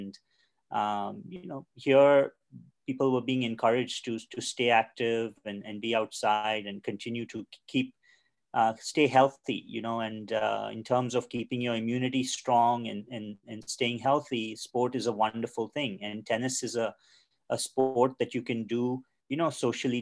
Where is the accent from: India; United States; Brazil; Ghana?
India; Mumbai, Maharashtra; I grew up in Mumbai in India